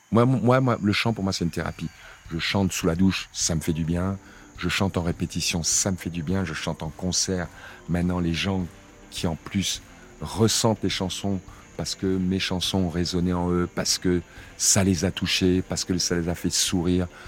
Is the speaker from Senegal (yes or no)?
yes; Senegal; tout ce qui est Afrique, je viens du Sénégal, mais c'est comme si j'étais sénégalais où ou rien quoi.